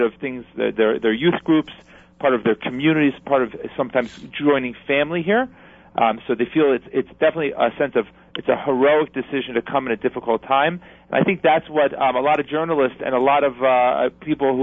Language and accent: English; New Jersey, United States; New Jersey first because it's my home state.